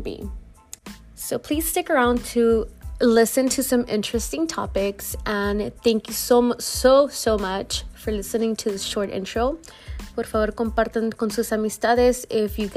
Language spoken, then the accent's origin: English; Los Angeles, California, United States; Born and raised in South Central LA, and both of my parents are proud Michoacanos